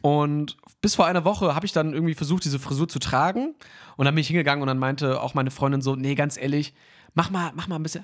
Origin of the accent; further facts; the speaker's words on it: Hanover, Lower Saxony, Germany; ich bin ja in Hannover aufgewachsen